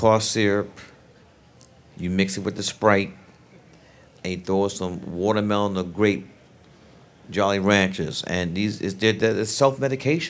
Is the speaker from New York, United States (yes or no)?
yes; New York City, New York, United States; I'm from Brooklyn